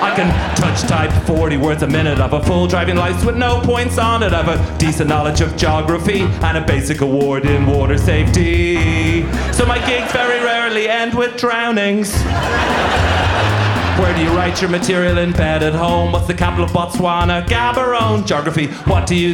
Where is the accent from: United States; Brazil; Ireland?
Ireland; Dublin, Leinster; I'm from Dublin City.